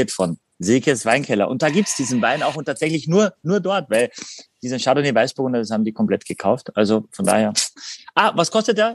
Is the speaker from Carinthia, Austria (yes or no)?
yes; Carinthia, Austria; Es gibt auch einen Ort tatsächlich in meiner Heimat Kärnten, ganz im Norden, am Großglockner, der heißt Heiligen Blut.